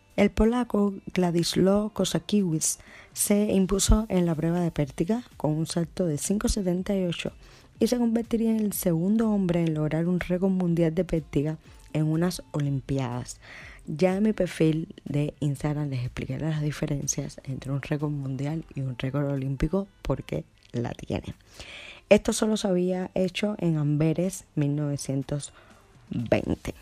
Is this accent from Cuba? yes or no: yes; Cuba; mi tierra querida, Cuba